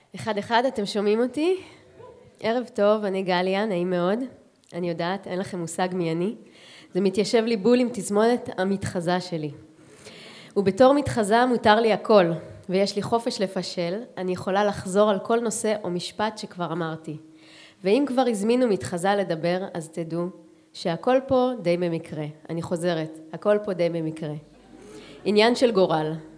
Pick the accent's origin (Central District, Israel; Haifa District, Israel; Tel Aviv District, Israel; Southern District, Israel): Tel Aviv District, Israel; Holon; לשורשים שלי של שנות התשעים בחולון